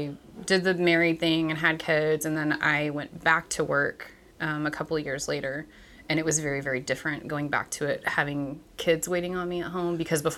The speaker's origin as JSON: {"language": "English", "region": "East Texas", "country": "United States", "tie": "born or raised there", "moved": "as an adult", "lives_now": "Bryan, United States", "said": "I grew up in East Texas. I moved here for college."}